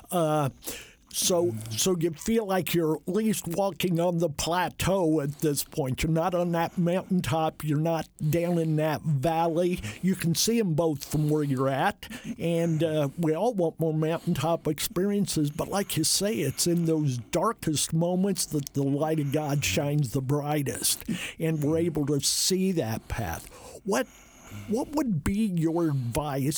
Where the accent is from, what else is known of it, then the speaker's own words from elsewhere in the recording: Jay County, Indiana, United States; I come from Jay County